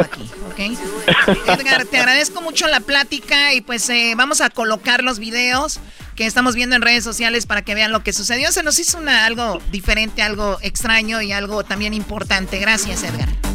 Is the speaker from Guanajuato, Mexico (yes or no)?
no; Tepatitlán, Jalisco, Mexico; moved away; yo cuando era niña en Tepatitlán fui a escaramuza allá en Tepatitlán